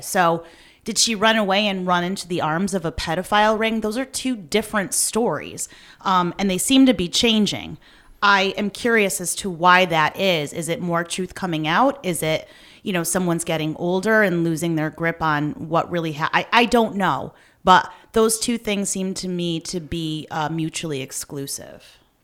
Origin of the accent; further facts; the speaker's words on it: Meriden, Connecticut, United States; we grew up in Meriden